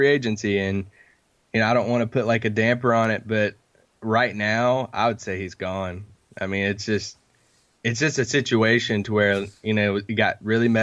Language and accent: English; Kentucky, United States; I'm from Kentucky